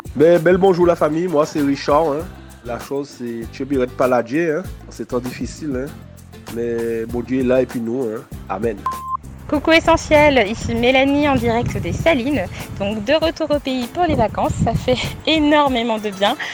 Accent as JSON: {"language": "French", "town": "Rivière-Pilote", "country": "Martinique", "said": "je suis de Rivière-Pilote"}